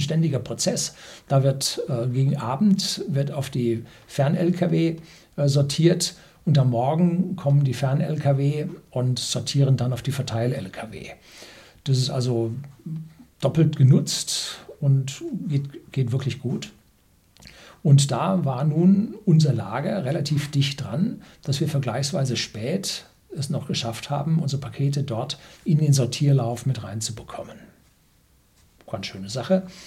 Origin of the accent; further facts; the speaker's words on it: Bavaria, Germany; Bei uns in Bayern